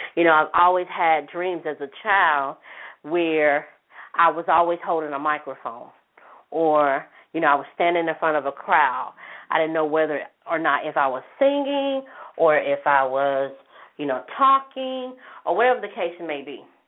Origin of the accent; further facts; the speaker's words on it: Jackson, United States; in my hometown, one of my hometowns in Jackson